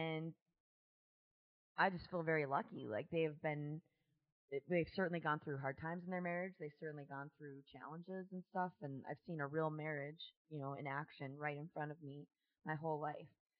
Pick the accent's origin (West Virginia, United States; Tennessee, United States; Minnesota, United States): Minnesota, United States; Virginia; moved away as an adult; also born or lived in Pine City, Minnesota / Blaine, Minnesota; now in Oklahoma, United States; I was born in Virginia, Minnesota in September of 1975